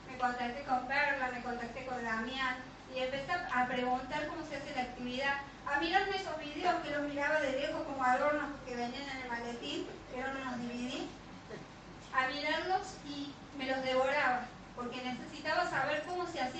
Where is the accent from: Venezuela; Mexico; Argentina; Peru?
Argentina; Catamarca; porque Javi eh, vinimos de Catamarca acá a varias operaciones que se tuvo que hacer de columna.